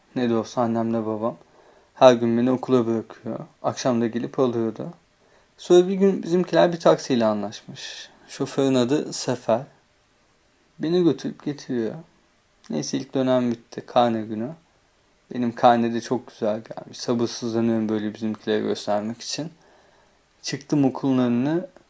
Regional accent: Ayvalık, Balıkesir, Turkey; also born or lived in Istanbul; Ben çok küçükken taşınmışız İstanbul'dan Ayvalık'a. Ayvalık'ın da merkezine değil de Altınova adındaki bir beldesine.

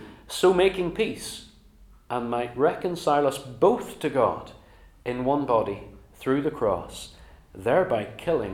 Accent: Northern Ireland, United Kingdom; now in England, United Kingdom; I moved across to England from Northern Ireland

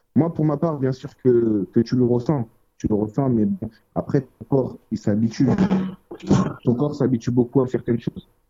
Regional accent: Évreux, Normandy, France; now in Paris, France; À la base, on est de Évreux

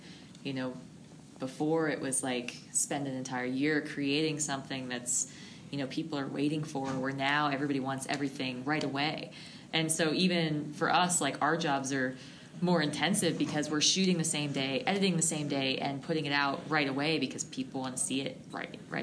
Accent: East Coast, United States; moved away as an adult; also born or lived in Connecticut; now in Colorado, United States; East Coast. I went to school in Connecticut

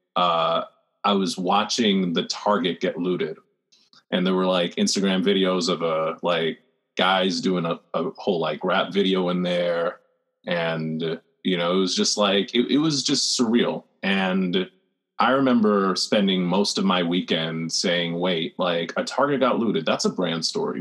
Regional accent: New York City, New York, United States; I'm from the Rockaways

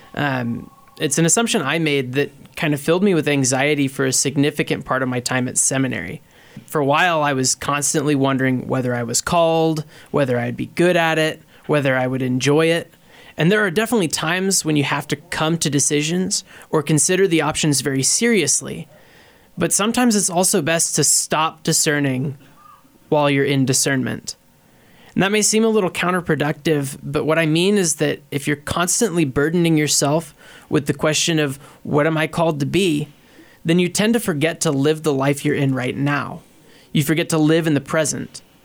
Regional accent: Beloit, Kansas, United States; I grew up in Beloit, uh, Kansas, and I did pre-K through twelve at the Catholic school there

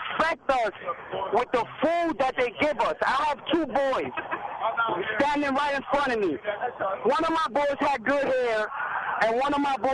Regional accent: New York City, New York, United States; I'm from the Bronx.

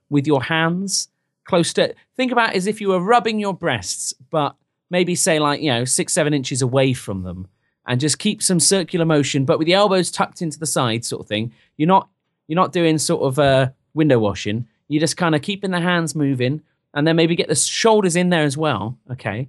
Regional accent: England, United Kingdom; now in United States; I'm from England

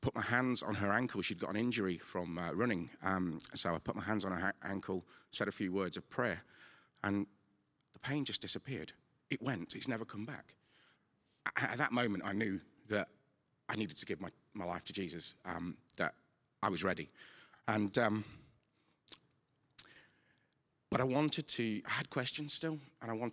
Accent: Nottingham, East Midlands, United Kingdom; I'm from St. Anne's in Nottingham.

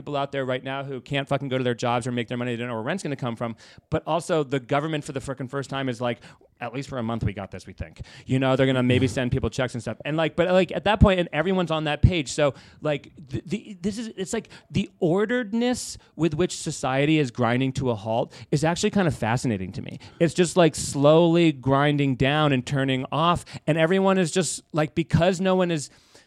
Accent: United States; I'm an American

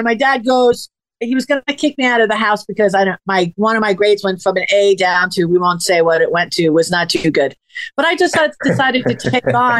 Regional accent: Long Island, New York, United States; moved away; Long Island

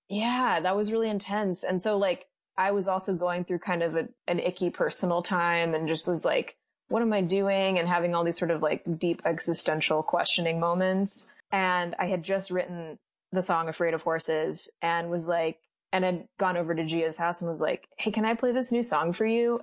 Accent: Midwest, United States; being Latinx and growing up in the Midwest

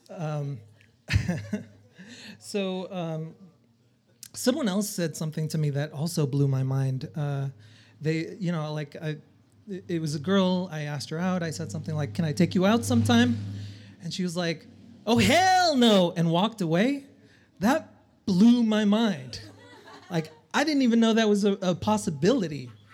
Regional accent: El Salvador; moved away; I'm from El Salvador

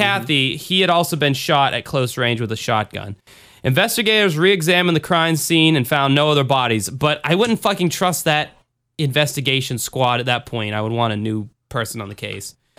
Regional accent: the South, United States; Me growing up in the South

